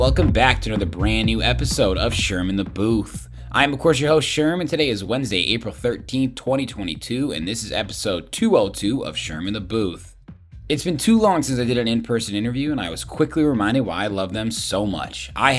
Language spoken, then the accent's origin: English; Indiana, United States; now in Chicago, United States; Like I came from Indiana.